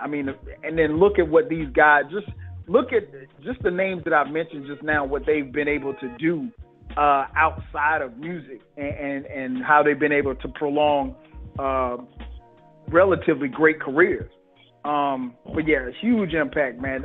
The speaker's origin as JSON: {"language": "English", "town": "Florence", "region": "South Carolina", "country": "United States", "tie": "born or raised there", "said": "we grew up in Florence."}